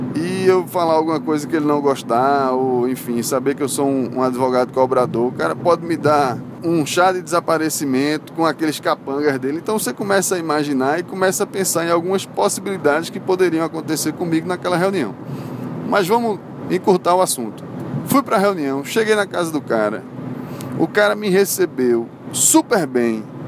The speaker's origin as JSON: {"language": "Portuguese", "town": "Recife", "region": "Pernambuco", "country": "Brazil", "also_born_or_lived": "Salvador, Bahia", "accent": "recifense", "moved": "as an adult", "said": "o meu sotaque é um sotaque bastante recifense, né? Eu morava em Salvador, mas não precisava dizer isso para todo mundo. O que é que eu fazia sempre? A pessoa percebia logo pelo meu sotaque que eu era de Recife, que eu sou de Recife"}